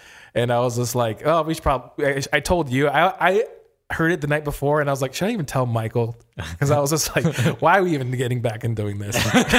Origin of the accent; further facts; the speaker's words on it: England, United Kingdom; I am from England, and the album came out 2 weeks before my 15th birthday.